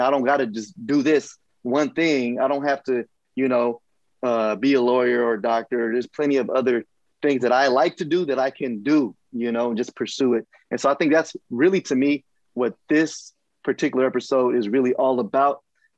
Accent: Richmond, California, United States; But just growing up in Richmond, for those of you who are viewing who may not know, you know, it's kind of like the trenches sometimes, right?

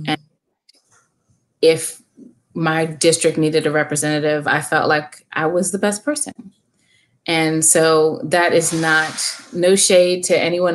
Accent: Calvert County, Maryland, United States; also born or lived in Baltimore; I'm born and raised in Calvert County

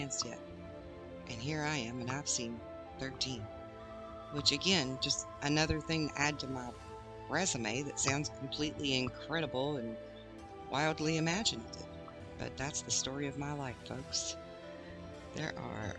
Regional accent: Arkansas, United States; Where I grew up in Arkansas

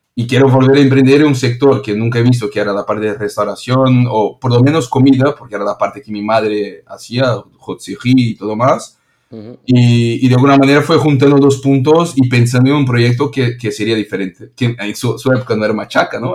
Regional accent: São Paulo, Brazil; Spanish is a second language; moved away as an adult; now in Barcelona, Spain; soy brasileño y de São Paulo

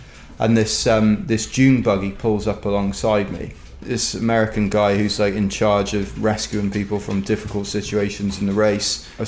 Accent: London, United Kingdom; I'm from London

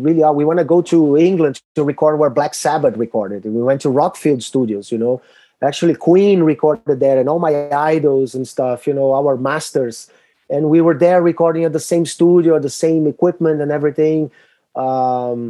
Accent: Brazil; We are from Brazil

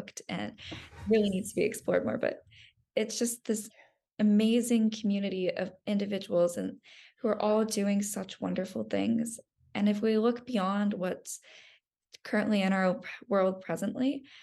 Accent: Phoenix, Arizona, United States; I'm from Arizona, Phoenix, and the area in which I grew up was a very homogenous society

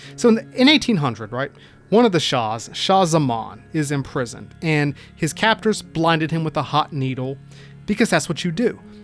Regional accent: United States; as an American

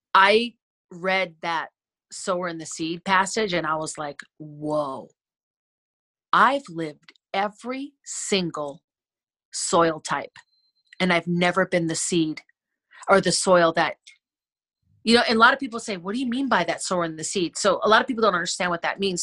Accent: Wisconsin, United States; we had land when I was growing up in Wisconsin

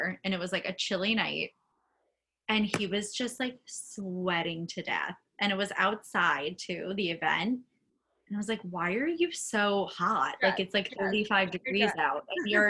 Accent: Connecticut, United States; my hometown in Connecticut, like right outside the city

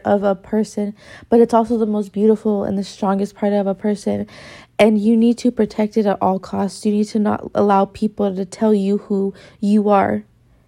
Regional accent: Victorville, California, United States; I come from Victorville

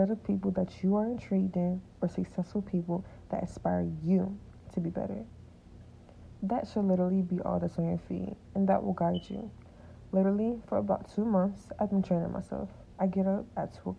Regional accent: Atlanta, Georgia, United States; I was born in Atlanta, Georgia

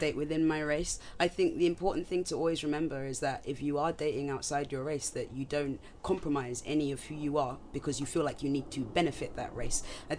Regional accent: Nigeria; I'm Nigerian.

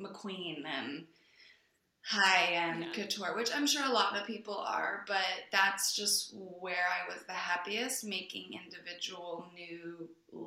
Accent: Delaware, United States; moved away; also born or lived in New York; I grew up in Delaware, and that's very far away from the film industry

